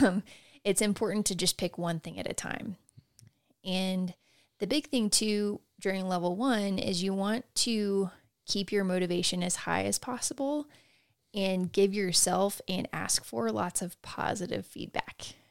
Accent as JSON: {"language": "English", "region": "Texas", "country": "United States", "tie": "born or raised there", "said": "growing up in Texas"}